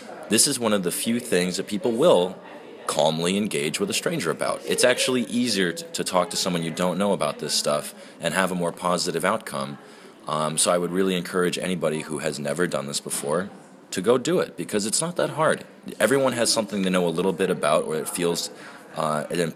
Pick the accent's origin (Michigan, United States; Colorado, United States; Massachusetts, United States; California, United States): Massachusetts, United States; now in New Hampshire, United States; I was born in Massachusetts, but yeah, I live in New Hampshire.